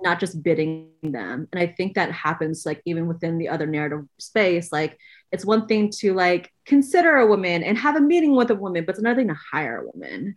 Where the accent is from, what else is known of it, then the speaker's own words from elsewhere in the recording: Oakland, California, United States; myself growing up in Oakland, California, being a fifth generation Chinese American